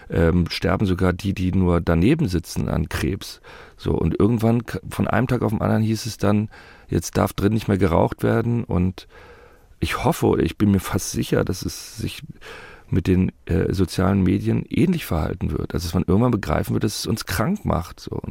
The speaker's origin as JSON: {"language": "German", "country": "Germany", "tie": "born or raised there", "said": "Ich bin mit Alliierten in Deutschland äh, groß geworden."}